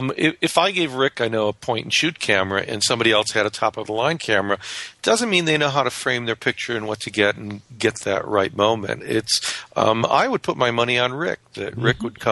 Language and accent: English; Rochester, New York, United States; one of the companies growing up in Rochester where I did it, you know, that I love is Kodak